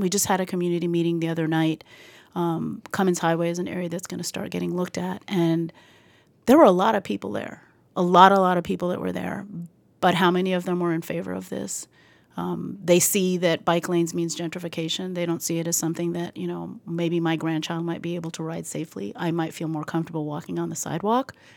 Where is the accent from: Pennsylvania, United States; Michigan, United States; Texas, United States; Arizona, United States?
Texas, United States; El Paso; moved away as an adult; also born or lived in New York City; now in Boston, United States; I am from El Paso, Texas